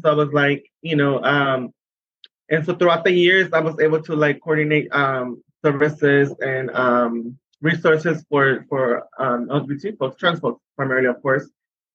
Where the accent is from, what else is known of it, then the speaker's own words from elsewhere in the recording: San Diego, California, United States; I am from San Diego, California